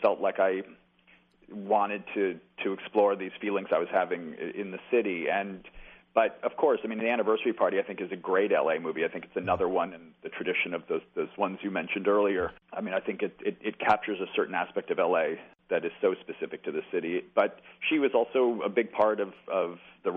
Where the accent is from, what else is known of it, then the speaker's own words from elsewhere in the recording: New York City, New York, United States; I'm from Brooklyn